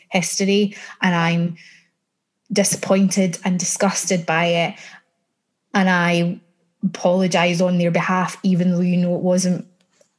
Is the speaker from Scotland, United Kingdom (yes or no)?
yes; Scotland, United Kingdom; as a Scot, being a Scot in the entertainment industry